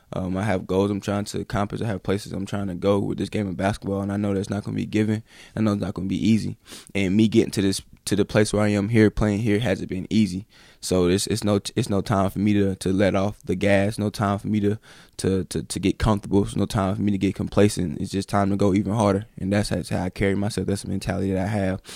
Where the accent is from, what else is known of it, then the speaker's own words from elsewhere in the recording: High Point, North Carolina, United States; I grew up in High Point, North Carolina.